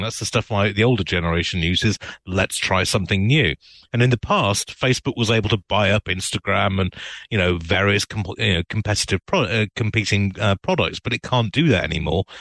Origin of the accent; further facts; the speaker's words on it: United Kingdom; now in United States; as a British immigrant